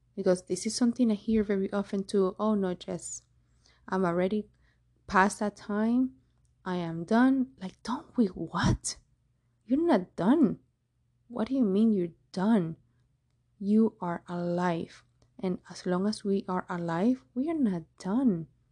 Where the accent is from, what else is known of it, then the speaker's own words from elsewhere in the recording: Cuba; moved away; I'm from Cuba.